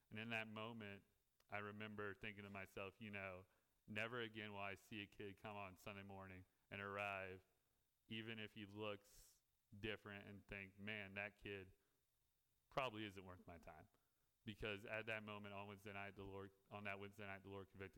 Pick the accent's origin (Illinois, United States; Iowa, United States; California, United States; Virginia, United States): Virginia, United States; Prince Edward County; also born or lived in Newport News, Virginia; I am a resident of Prince Edward County. I graduated Prince Edward County High School in 2016